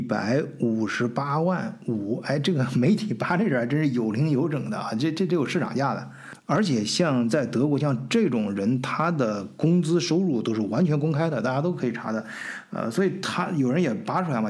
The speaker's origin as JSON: {"language": "Chinese", "country": "China", "also_born_or_lived": "Hamburg, Germany", "moved": "as an adult", "lives_now": "Augsburg, Germany", "said": "我们中国人"}